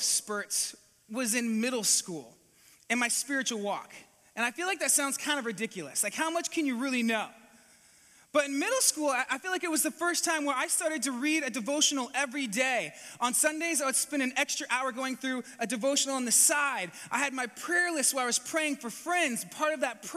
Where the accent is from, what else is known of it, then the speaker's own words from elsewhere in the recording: California, United States; moved away as an adult; also born or lived in New Zealand; now in Atlantic Canada, Canada; I grew up in California